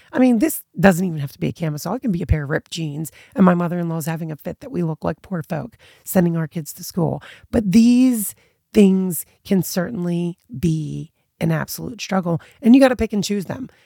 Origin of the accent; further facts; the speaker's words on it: United States; my American background just kind of instilled in me